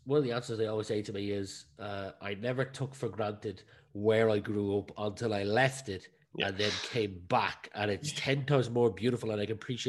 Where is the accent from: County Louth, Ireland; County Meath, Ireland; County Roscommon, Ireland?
County Meath, Ireland; I'm from Meath, and no one wants to accept me here because I'm on the border of Meath and Dublin.